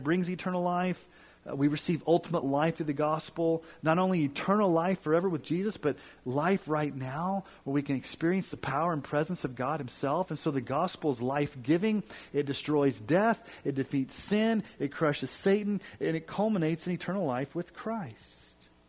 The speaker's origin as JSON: {"language": "English", "town": "Kansas City", "region": "Missouri", "country": "United States", "tie": "born there", "said": "For example, I was born in Kansas City, Missouri. That's true."}